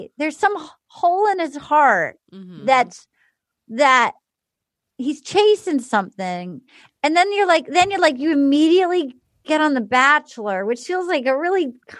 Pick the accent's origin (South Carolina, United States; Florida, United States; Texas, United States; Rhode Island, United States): Rhode Island, United States; now in Los Angeles, United States; I'm not from LA. Like, my hometown's in Rhode Island.